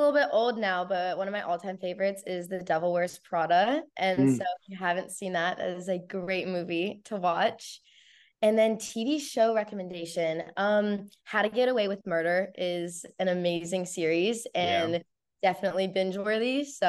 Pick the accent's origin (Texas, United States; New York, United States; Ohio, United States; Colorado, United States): Ohio, United States; Columbus; And I'm from Columbus, which is, I live like 25 minutes away, maybe less, from Ohio State.